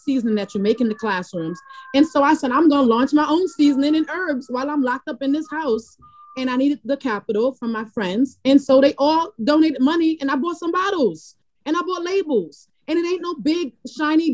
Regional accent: New York City, New York, United States; moved away as an adult; now in Brooklyn, United States; I'm from the Bronx, not being a transplant, even though I live in Brooklyn, I'm from the Bronx

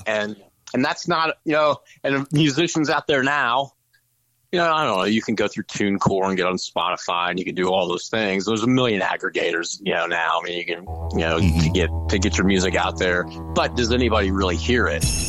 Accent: Jefferson City, Missouri, United States; moved away; also born or lived in St. Louis, Missouri / Dallas, Texas; We're all from Jefferson City

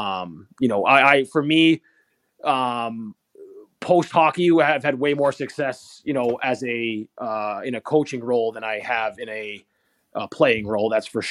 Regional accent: Conway, New Hampshire, United States; I grew up in Conway, New Hampshire, which is not necessarily a hockey hotbed

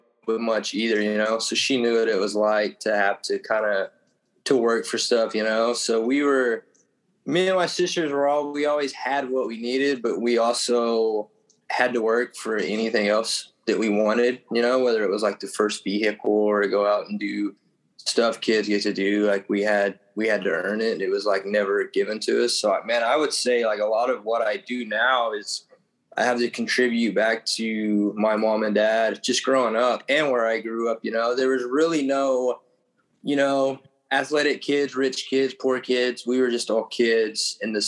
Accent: Oklahoma, United States; I grew up in Oklahoma, pretty small rural town.

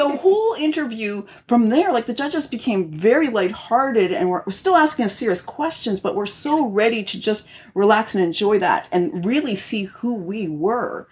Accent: Canada; I'm Canadian

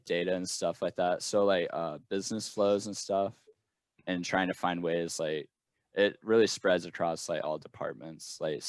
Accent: Iowa, United States; Ames, Iowa, baby. Iowa dirtball.

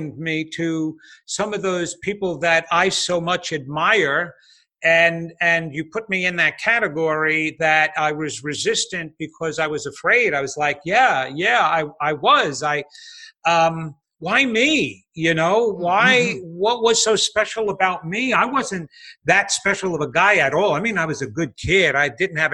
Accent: Levittown, New York, United States; I was a kid from Levittown, Long Island, a small little community, you know, suburban tract home community

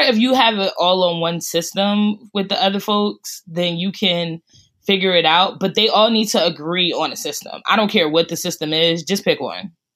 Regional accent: Newark, New Jersey, United States; also born or lived in Irvington, New Jersey; I grew up in Newark and Irvington

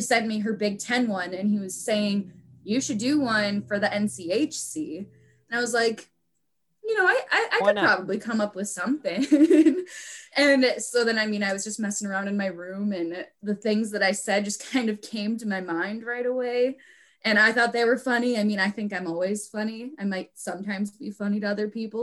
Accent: Minnesota, United States; stay in my home state a little bit longer

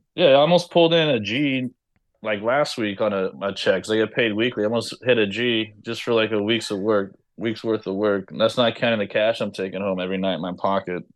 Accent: Los Angeles, California, United States; moved away; I'm from Los Angeles

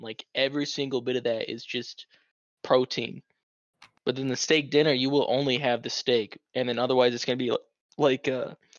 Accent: Midwest, United States; growing up in the Midwest

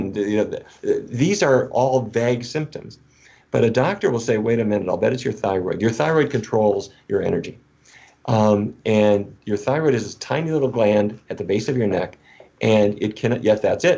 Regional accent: North Dakota, United States; I grew up in North Dakota.

